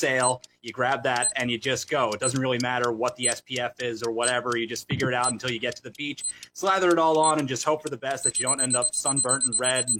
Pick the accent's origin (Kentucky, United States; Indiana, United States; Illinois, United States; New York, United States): New York, United States; moved away; back where I grew up in New York